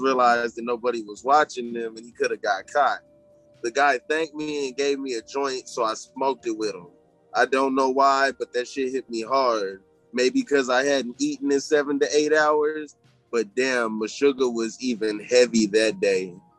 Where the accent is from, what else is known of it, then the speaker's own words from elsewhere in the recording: Tucson, Arizona, United States; we're from Tucson, Arizona